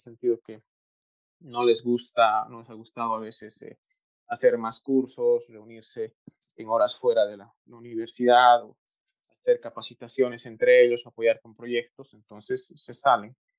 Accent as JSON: {"language": "Spanish", "country": "Bolivia", "also_born_or_lived": "Tokyo, Japan", "said": "retorné a Bolivia"}